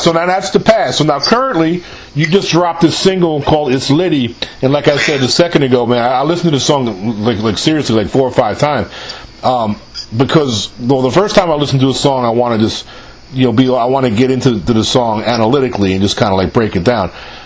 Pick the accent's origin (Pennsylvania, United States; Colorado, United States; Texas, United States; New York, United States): New York, United States; I'm from New York. I'm born and raised in New York